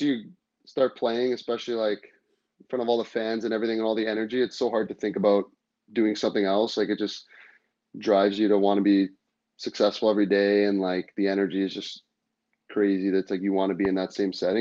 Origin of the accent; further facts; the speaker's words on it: Toronto, Ontario, Canada; growing up being from Toronto